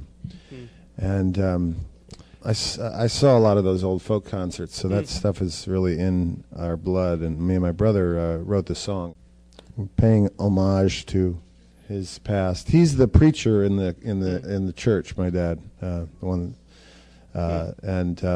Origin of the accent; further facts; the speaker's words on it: New York, United States; moved away; I grew up here in Greenwich Village